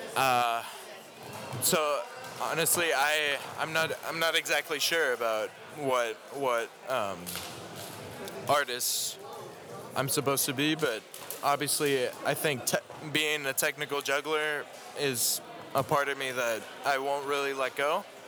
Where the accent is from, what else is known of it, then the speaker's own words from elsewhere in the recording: Minnesota, United States; now in Tyler, United States; I live in Tyler, Texas. Uh, I was originally born in Minnesota